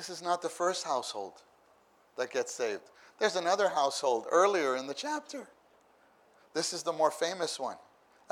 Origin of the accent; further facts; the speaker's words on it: New York City, New York, United States; moved away; I come from New York City